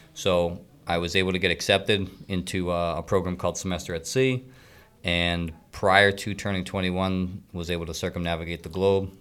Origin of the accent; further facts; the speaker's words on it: Middleton, Massachusetts, United States; I grew up in Middleton, small town on the North Shore.